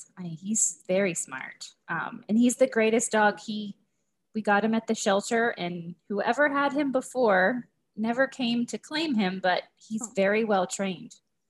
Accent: Erie, Pennsylvania, United States; moved away as an adult; also born or lived in Morgantown, West Virginia; I grew up in Erie, Pennsylvania.

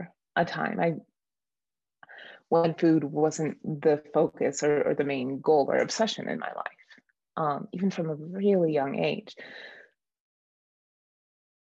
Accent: Detroit, Michigan, United States; moved away as an adult; now in Colorado, United States; I grew up in the Detroit area of Michigan

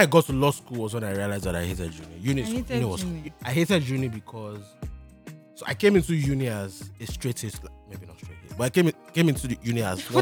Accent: Nigeria; I'm a Nigerian kid. Yoruba kid for that matter

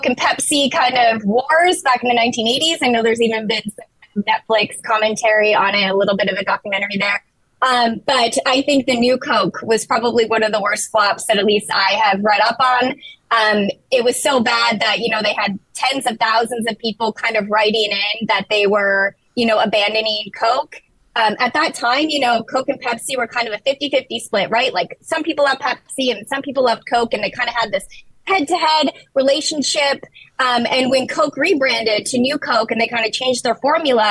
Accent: Minnesota, United States; moved away; I'm originally from Minnesota

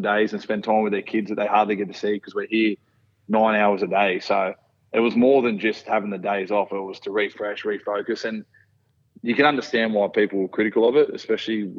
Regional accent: Wollongong, New South Wales, Australia; also born or lived in Warilla; born and raised in Wollongong, raised by a single mother on the south coast, a small town called Warilla.

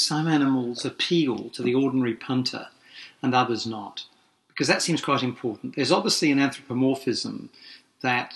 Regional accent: Leicester, East Midlands, United Kingdom; moved away; I was born in Leicester, so the fox is our little symbol.

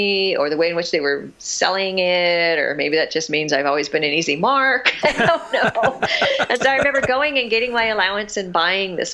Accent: Southern California, United States; also born or lived in Massachusetts; We moved to California when I was about 4. And we lived in a couple of different houses in this city in Southern California

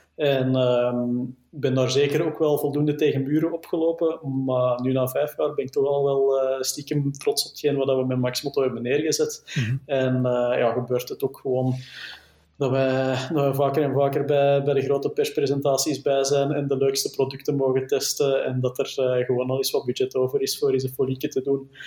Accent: Flanders, Belgium; als Belg, als Vlaming

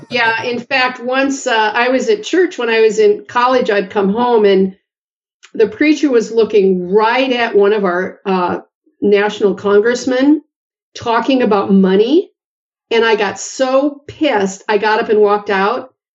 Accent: Bismarck, North Dakota, United States; moved away as an adult; also born or lived in Moorhead, Minnesota / Madison, Wisconsin / Oregon; I was born in Bismarck, North Dakota and went to school at Concordia College, a Lutheran college in Moorhead, Minnesota

